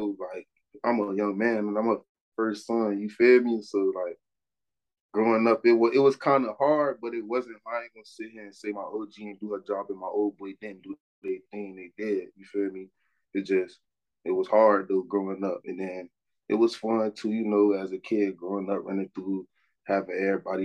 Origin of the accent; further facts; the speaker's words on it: Miami, Florida, United States; moved away as an adult; now in Atlanta, United States; growing up in Miami